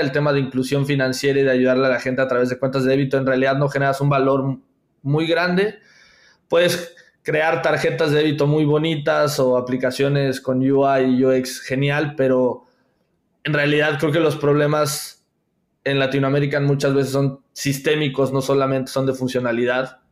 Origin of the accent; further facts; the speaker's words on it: Veracruz, Mexico; yo trabajaba en una institución financiera muy pequeña a nivel local en, en Veracruz, yo soy de Veracruz